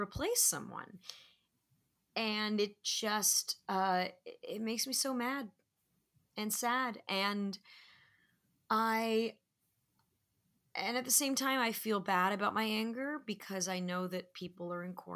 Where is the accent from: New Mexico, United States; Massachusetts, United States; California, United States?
California, United States; Manhattan Beach; my hometown of Manhattan Beach